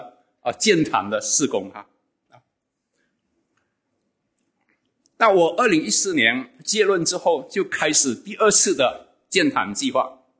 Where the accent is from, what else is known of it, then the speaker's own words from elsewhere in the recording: Sarawak, Malaysia; now in West Malaysia; 那我一九九七年从东马沙劳越来到这边工作，啊，我就有机会参与。